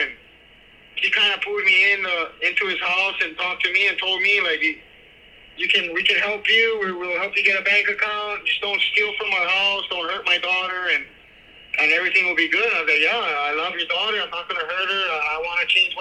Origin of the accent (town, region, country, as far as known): Makaha/Maili, Hawaii, United States; born or raised there